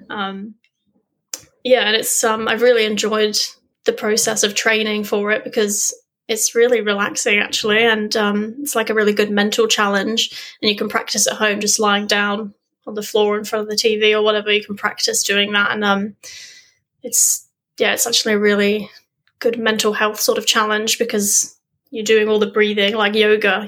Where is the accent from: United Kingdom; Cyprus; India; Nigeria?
United Kingdom; Weymouth, South West England; moved away as an adult; now in Australia; I grew up in England on the south coast, little sleepy town called Weymouth